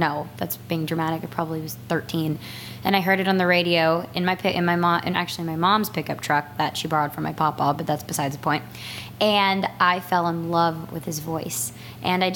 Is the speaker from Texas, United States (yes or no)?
yes; Texas, United States; moved away; I'm from Texas